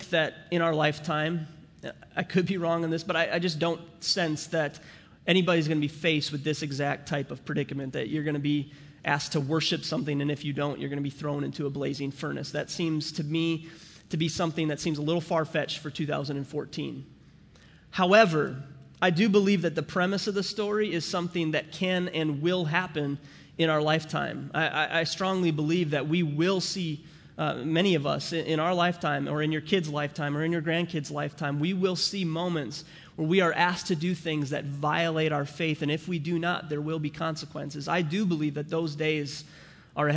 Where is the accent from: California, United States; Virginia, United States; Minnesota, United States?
Minnesota, United States; St. Cloud; also born or lived in St. Paul, Minnesota; I was born in St. Paul, Minnesota, and I grew up in St. Cloud, Minnesota